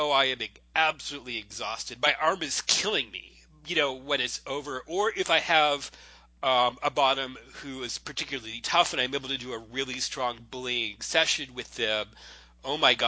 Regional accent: Florida, United States; growing up in Florida

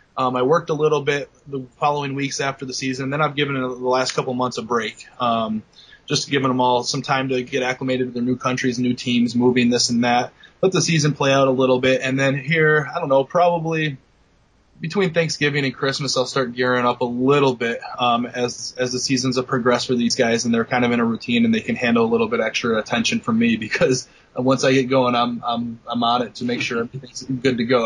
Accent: Bennington, Vermont, United States; I'm from Bennington, Vermont

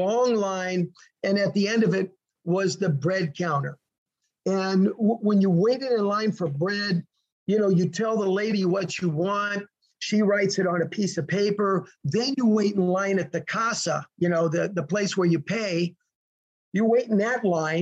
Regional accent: United States; moved away as an adult; also born or lived in Russia / Mongolia; I'm American

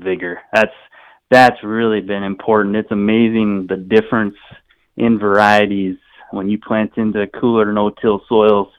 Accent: Southeast South Dakota, United States; now in North Dakota, United States; I'm originally from Southeast South Dakota

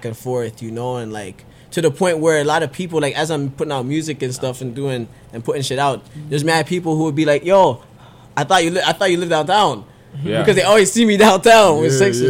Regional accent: Brampton, Ontario, Canada; also born or lived in Mississauga; I've been in Brampton since, like, basically, what do you call it, like, middle school. So from grade 6 and onwards

